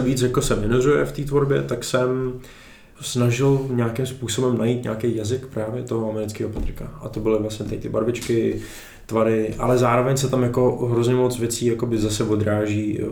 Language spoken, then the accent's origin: Czech; Chomutov, Ústí nad Labem Region, Czechia; jsem z Chomutova